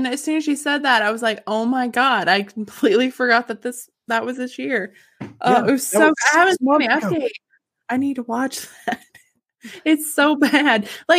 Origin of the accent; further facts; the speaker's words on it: the South, United States; We're from the South.